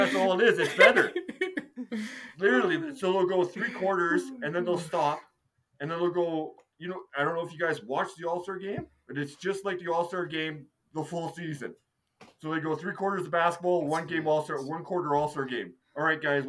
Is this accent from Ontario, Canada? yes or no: no; Castlegar, British Columbia, Canada; where were you born? I say Castlegar